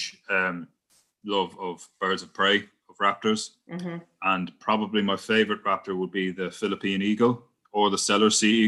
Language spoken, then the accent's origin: English; County Wicklow, Ireland; my hometown in Wicklow